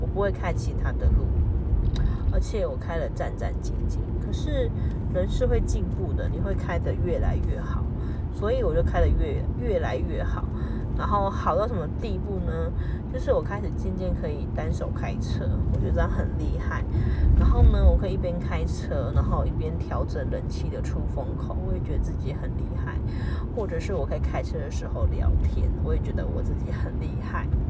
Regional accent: New Taipei, Taiwan; moved away as an adult; now in Zhongli, Taiwan; 我们住在小时候住在台北市，长大住在新北市

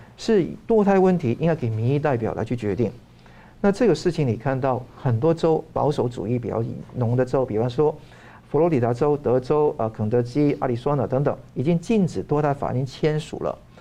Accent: Hong Kong; moved away; 我从香港来

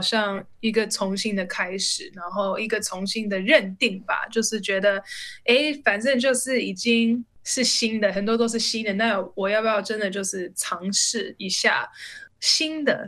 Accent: United States; moved away as an adult; now in Taiwan; 那以前我就是在美国，我是在美国出生长大

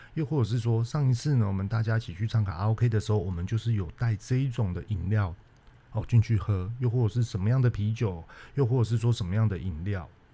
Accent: Taiwan; 我们台湾人在经营这种餐厅、餐馆

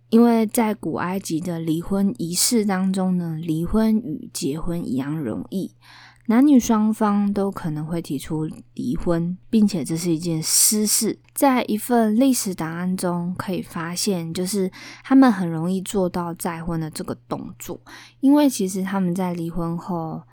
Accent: Taiwan; 我们台湾人

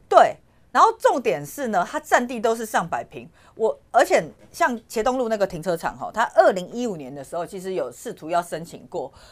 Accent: Taiwan; 我们台湾人

